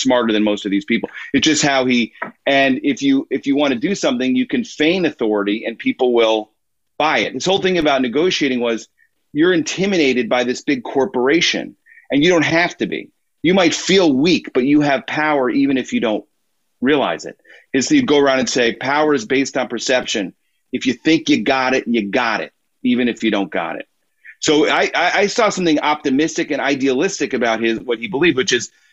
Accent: Illinois, United States; We moved into our town in Illinois

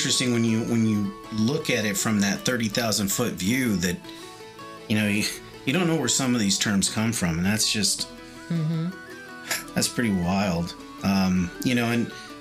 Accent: United States; I'm an American

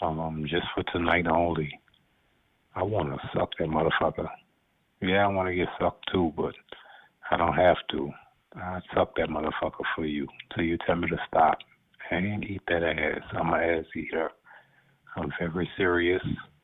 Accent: Louisiana, United States; I'm not from Alabama, I'm from Louisiana

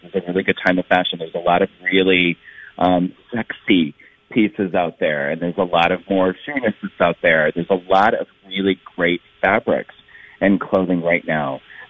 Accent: Minnesota, United States; I'm from St. Paul to Minneapolis. I mean, I'm all over the Twin Cities.

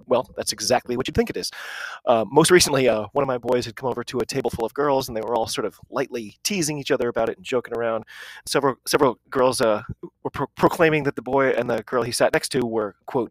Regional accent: United States; I'm an American rugby fan

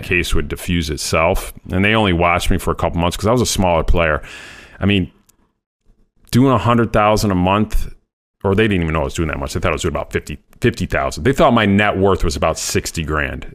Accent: Rochester, New York, United States; also born or lived in Saratoga Springs, New York / Plattsburgh, New York; I was born in Rochester, New York

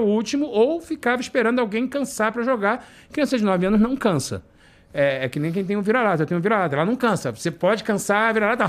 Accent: Rio de Janeiro, Brazil; moved away as an adult; also born or lived in Piraí; now in Orlando, United States; na minha infância, de frequentar a igreja na Ilha do Governador

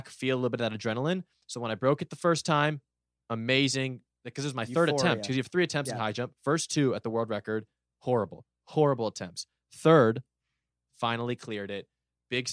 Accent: Los Angeles, California, United States; I want to pull that off in my hometown, home city in 2028.

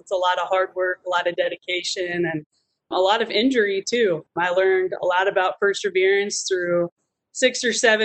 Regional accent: Americus, Kansas, United States; I grew up in Americus, Kansas, which is in Lyon County, East Central Kansas.

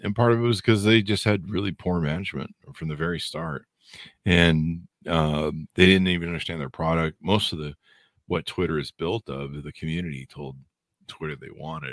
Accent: Southern California, United States; born and raised in SoCal

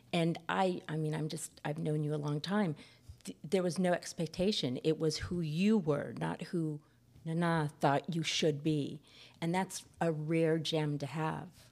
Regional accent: San Fernando Valley, California, United States; I grew up in the San Fernando Valley

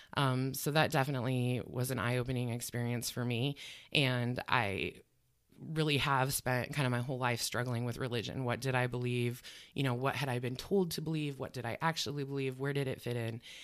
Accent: Grant, Nebraska, United States; moved away as an adult; also born or lived in North Omaha, Nebraska; now in Omaha, United States; I'm originally from the Grant and Ogallala area

